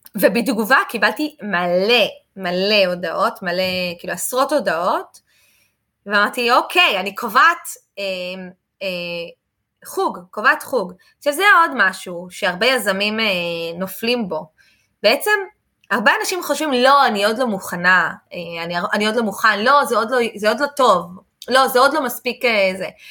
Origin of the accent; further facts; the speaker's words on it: Israel; אני מישראל